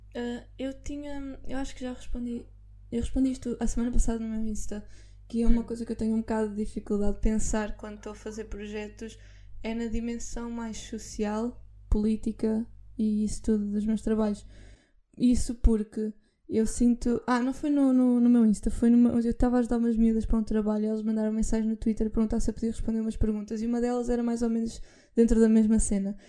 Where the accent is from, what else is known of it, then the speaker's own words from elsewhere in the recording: Figueira da Foz, Centro, Portugal; eu sou da Figueira